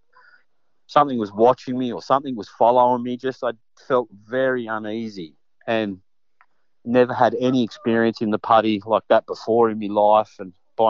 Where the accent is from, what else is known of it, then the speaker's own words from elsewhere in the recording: Hawkesbury area of New South Wales, Australia; I grew up in the Hawkesbury area of New South Wales